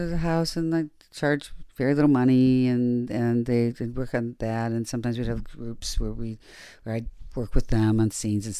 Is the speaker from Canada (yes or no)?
no; Detroit, Michigan, United States; Yeah, I come from Detroit.